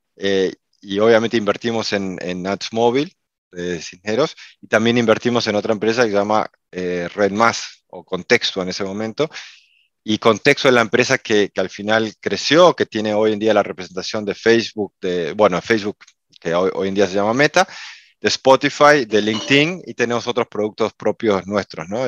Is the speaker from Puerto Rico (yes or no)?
no; Uruguay; now in Miami, United States; soy uruguayo, eh, aunque vivo en Miami, en Estados Unidos hace muchísimos años